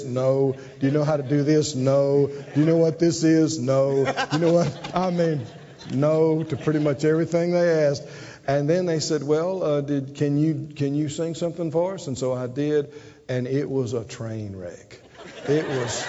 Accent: Mississippi, United States; moved away; I'm from Mississippi, and then the Pentecostal church

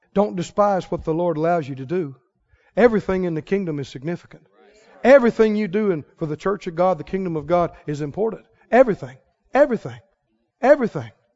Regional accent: Mississippi, United States; I'm from Mississippi

